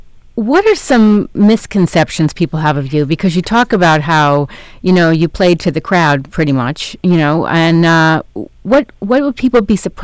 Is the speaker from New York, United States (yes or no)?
yes; New York, United States; I grew up in New York